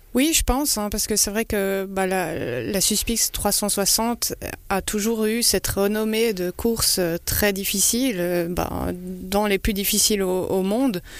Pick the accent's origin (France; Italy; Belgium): Belgium; je suis belge